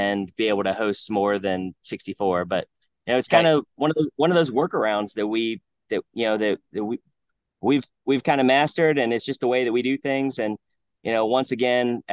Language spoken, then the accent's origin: English; Ohio, United States; moved away; also born or lived in South Carolina; I grew up in Ohio